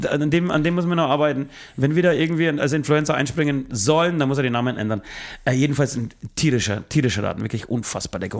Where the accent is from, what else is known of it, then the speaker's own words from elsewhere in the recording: Bayreuth, Bavaria, Germany; wir kommen ja eher aus dem Süden. Wir, wir, ich bin in, äh, im Raum Bayreuth zu Hause.